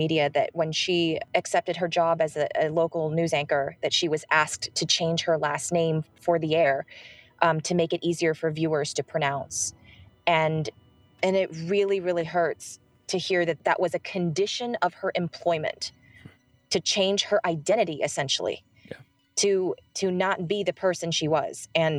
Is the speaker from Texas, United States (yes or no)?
no; California, United States; I was born and raised in the San Francisco Bay Area, and my parents came to the United States in the 70s.